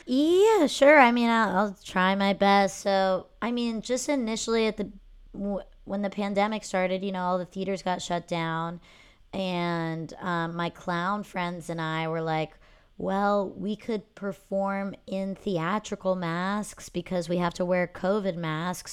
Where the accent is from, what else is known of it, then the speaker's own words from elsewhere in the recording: Pennsylvania, United States; growing up in Pennsylvania